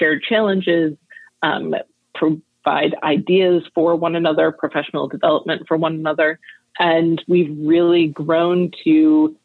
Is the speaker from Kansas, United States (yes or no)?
no; outside Detroit, Michigan, United States; moved away as an adult; also born or lived in Rochester; I grew up outside Detroit